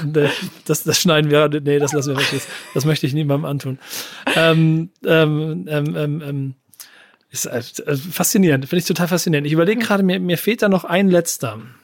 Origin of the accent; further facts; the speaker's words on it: Hamburg, Germany; ich komme aus Hamburg